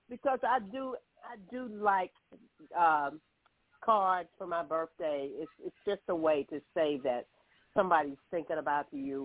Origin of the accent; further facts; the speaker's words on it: Columbus, Mississippi, United States; That's my hometown.